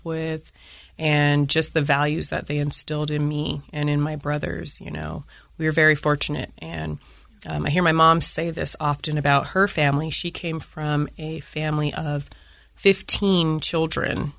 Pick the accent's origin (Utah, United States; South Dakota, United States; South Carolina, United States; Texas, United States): Utah, United States; Layton; I'm an African-American female, and I was born and raised in Layton, Utah.